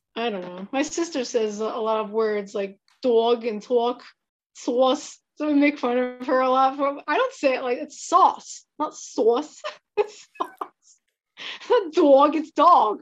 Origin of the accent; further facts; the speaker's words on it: Pennsylvania, United States; I'm from Pennsylvania in the United States